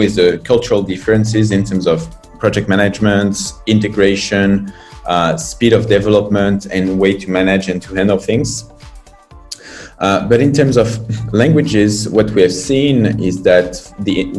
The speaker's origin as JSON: {"language": "English", "country": "France", "moved": "as an adult", "lives_now": "China", "said": "I'm from France. I've been in China and started this adventure 9 years ago"}